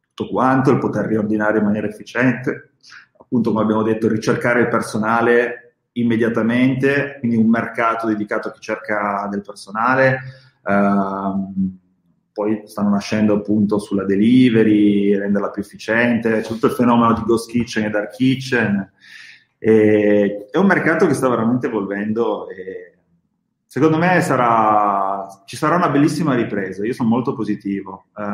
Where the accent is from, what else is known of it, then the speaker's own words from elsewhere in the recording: Bra, Piedmont, Italy; io sono di Bra, quindi c'è tutto il mondo slow food, Petrini, e mi è rimasto dentro